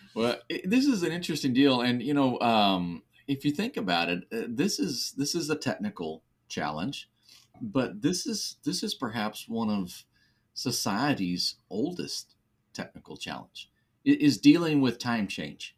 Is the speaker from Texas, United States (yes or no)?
yes; West Texas, United States; growing up in West Texas